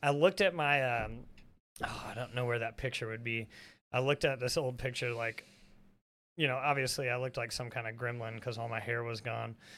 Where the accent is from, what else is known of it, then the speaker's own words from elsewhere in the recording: the South, United States; I think we all grew up, I mean, we're from the South.